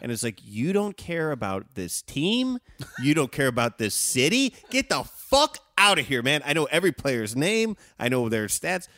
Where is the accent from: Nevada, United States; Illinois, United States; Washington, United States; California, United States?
Illinois, United States; Evanston; I grew up in Evanston